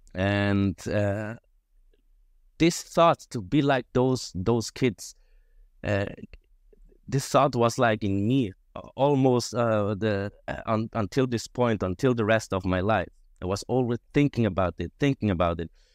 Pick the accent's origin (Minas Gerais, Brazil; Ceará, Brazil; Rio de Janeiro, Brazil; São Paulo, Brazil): Rio de Janeiro, Brazil; now in Switzerland; I was born in Switzerland, quite right, and I lived most of my life in Brazil, actually in Rio de Janeiro, um, almost twenty years